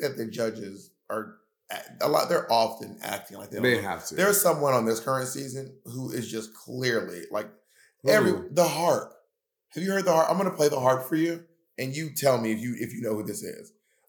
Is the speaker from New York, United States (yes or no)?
yes; New York, United States; But, well, I'm from New York. Well, I'm from New York.